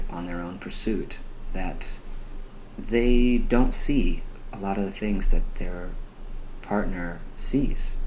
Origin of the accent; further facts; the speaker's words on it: New Hampshire, United States; I grew up in New Hampshire